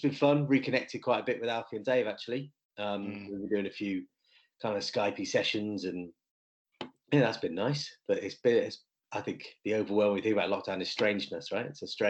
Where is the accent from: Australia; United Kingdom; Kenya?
United Kingdom; Lichfield, West Midlands; also born or lived in North London; now in Lichfield, United Kingdom; growing up in the Midlands and moving to North London